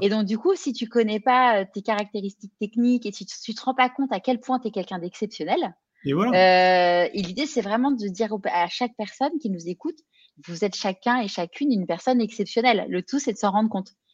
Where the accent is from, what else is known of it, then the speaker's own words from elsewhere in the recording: Neuilly-sur-Seine, Île-de-France, France; moved away as an adult; also born or lived in Paris; now in Marseille, France; moi j'ai grandi à, à Neuilly-sur-Seine